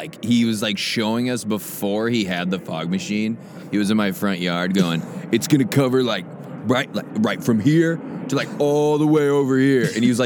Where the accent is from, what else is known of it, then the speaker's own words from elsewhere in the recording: Nebraska, United States; We grew up in Nebraska.